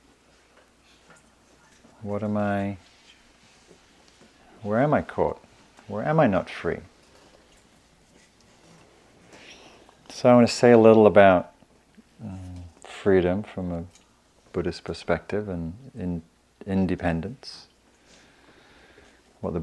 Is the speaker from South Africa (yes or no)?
no; England, United Kingdom; now in United States; I'm English